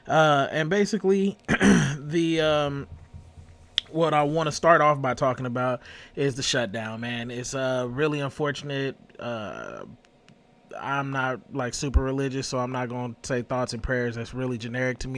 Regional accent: Las Vegas, Nevada, United States; now in Tennessee, United States; I'm from Vegas. I live in Tennessee currently.

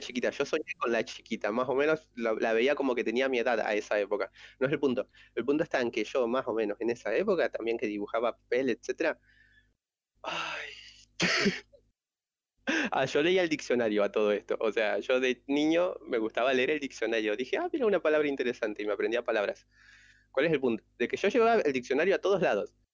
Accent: Argentina; yo soy de Argentina

